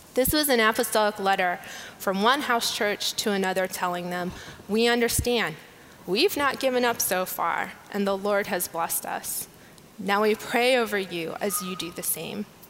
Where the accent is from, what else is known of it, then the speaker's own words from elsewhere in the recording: United States; As an American